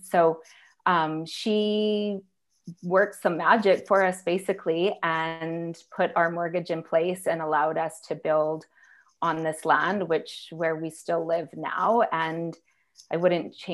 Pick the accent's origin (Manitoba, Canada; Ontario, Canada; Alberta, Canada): Alberta, Canada; High River; I grew up in High River, graduated from Senator Riley High School